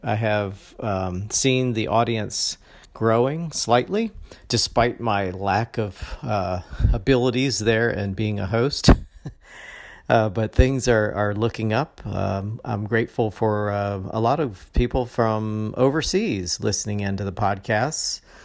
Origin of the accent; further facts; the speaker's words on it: Valdosta, Georgia, United States; also born or lived in Ohio; now in Jacksonville, United States; I was raised in a small town in Georgia called Valdosta.